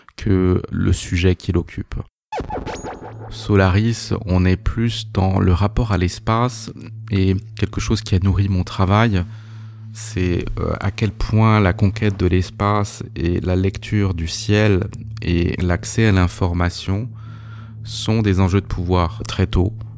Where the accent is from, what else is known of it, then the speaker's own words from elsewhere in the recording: Alsace, Grand Est, France; j'ai grandi euh, en Alsace